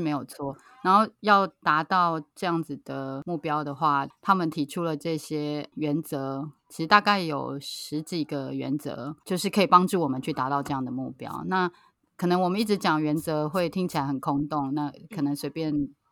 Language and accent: Chinese; Taipei, Taiwan; now in Taitung, Taiwan; 是从小在台北长大的，然后现在住在台东